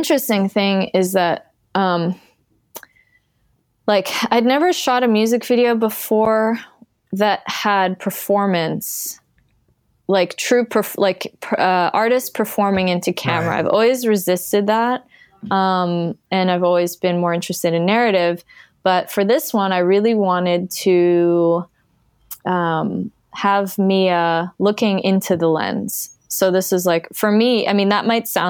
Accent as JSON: {"language": "English", "country": "Canada", "tie": "born or raised there", "said": "I grew up in Canada"}